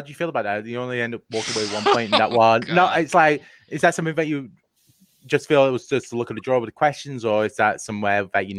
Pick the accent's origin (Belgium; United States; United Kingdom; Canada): United Kingdom; England; I'm English. I don't know U.S. geography well.